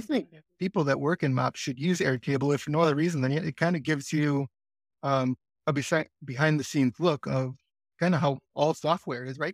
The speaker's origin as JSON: {"language": "English", "town": "Green Bay", "region": "Wisconsin", "country": "United States", "said": "I'm also from Green Bay, Wisconsin"}